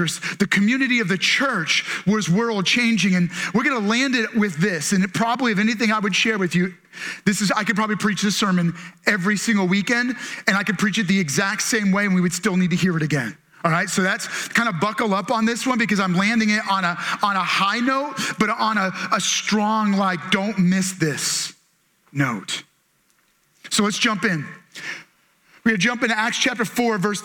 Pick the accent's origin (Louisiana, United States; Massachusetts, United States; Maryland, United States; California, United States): Maryland, United States; we're from Maryland